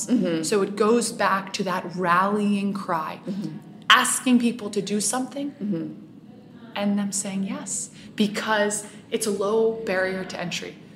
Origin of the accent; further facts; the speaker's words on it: Puerto Rico; educating, inspiring, and mobilizing people towards solutions is something I believe passionately about in my hometown, in Puerto Rico, and all around the world.